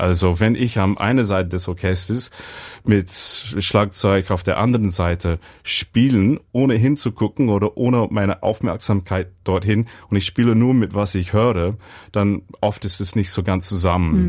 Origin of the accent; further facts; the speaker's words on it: Brisbane, Queensland, Australia; German is a second language; moved away as an adult; also born or lived in Weimar, Germany; ich bin in Brisbane aufgewachsen.